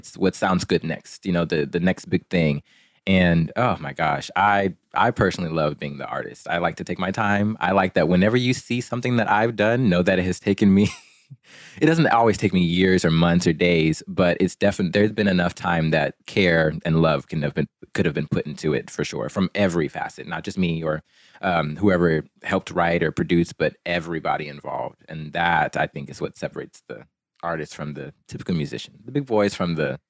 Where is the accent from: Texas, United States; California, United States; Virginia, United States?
Texas, United States; Port Arthur; born there; I was born in Port Arthur, Texas, but I've lived all over.